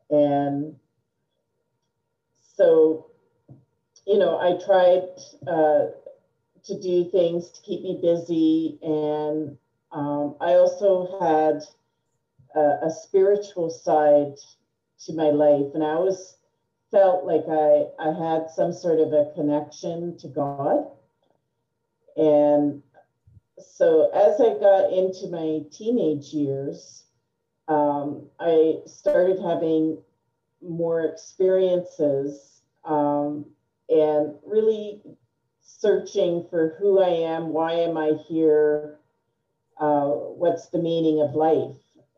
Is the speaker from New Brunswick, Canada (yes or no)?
yes; New Brunswick, Canada; born there; So, I am Canadian. I was born in the province of New Brunswick. My father was in the Canadian Armed Forces, and we moved a lot.